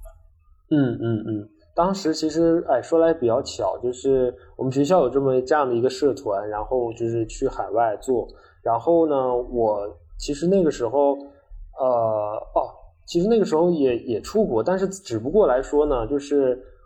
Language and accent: Chinese; China; 有三名是我们中国人